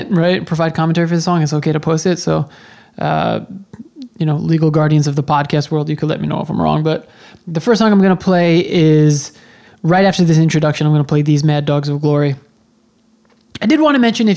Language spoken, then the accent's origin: English; Long Island, New York, United States; I was born on Long Island, and that's where I started going to shows